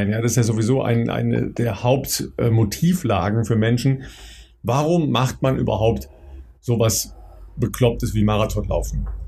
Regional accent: North Rhine-Westphalia, Germany; ist ähm, im Mai 75 in Dülmen, ja, das ist äh, in der Nähe meiner Heimat in, äh, im, im Münsterland

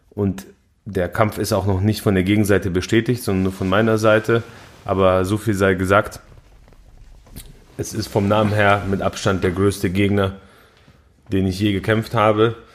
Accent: Poland; Zu denen gehöre ich nicht, ich bin Pole.

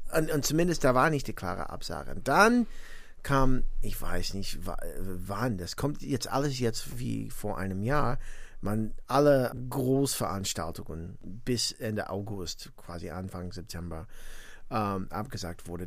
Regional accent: near Gary, Indiana, United States; German is a second language; also born or lived in Valparaiso, Indiana / Greater Chicago; now in Bonn, Germany; ich bin tatsächlich äh, neben Gary, Indiana groß geworden

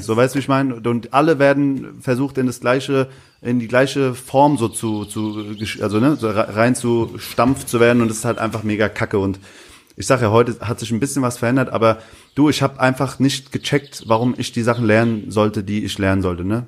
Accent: Hanau, Hesse, Germany; also born or lived in Aschaffenburg / Bavaria; now in Berlin, Germany; ich bin in Hanau groß geworden

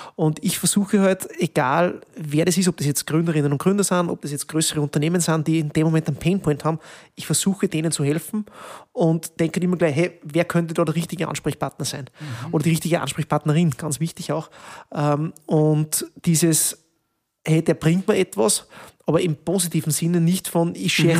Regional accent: Peuerbach, Upper Austria, Austria; moved away as an adult; now in Linz, Austria; ich bin ja gebürtiger Bodischler

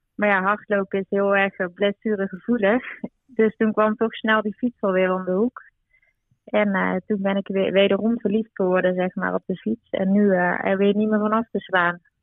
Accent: North Brabant, Netherlands; ik kom zelf uit Brabant

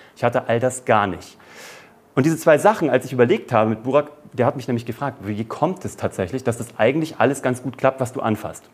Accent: Kassel, Hesse, Germany; in einer Zauberschule in Kassel, wo ich herkomme

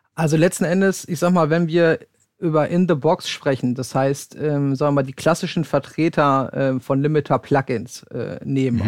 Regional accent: Sauerland, North Rhine-Westphalia, Germany; ich komme gebürtig aus dem Sauerland

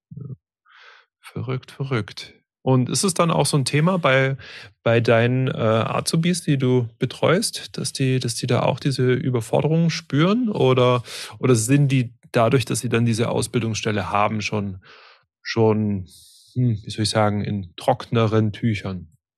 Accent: Stuttgart area, Baden-Württemberg, Germany; ich komme komm selber auch aus dem Stuttgarter Raum gebürtig

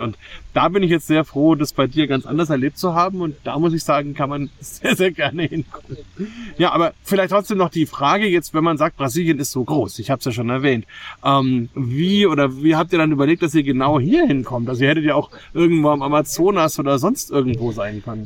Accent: Bamberg, Bavaria, Germany; wir in Bamberg

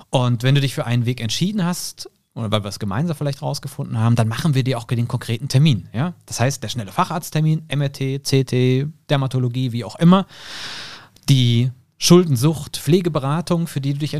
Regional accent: Hilchenbach, North Rhine-Westphalia, Germany; born there; now in Cologne, Germany; ich bin Mitte 30, komme gebürtig aus Hilchenbach im Siegerland

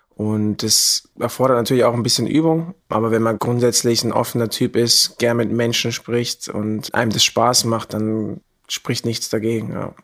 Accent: Germany; moved away as an adult; now in Vienna, Austria; ich komme aus Deutschland und bin nach Wien gezogen

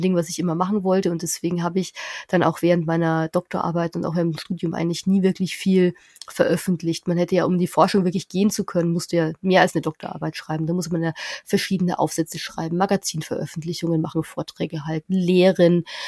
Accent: near Nuremberg, Bavaria, Germany; ich komme aus der Nähe von Nürnberg, fünf mhm. Häuser im Wald und da hört die Straße auf.

